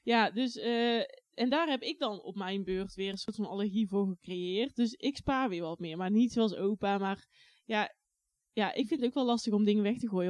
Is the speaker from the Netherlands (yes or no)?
yes; Oss, North Brabant, Netherlands; also born or lived in Lith; Daarna ging ik naar Os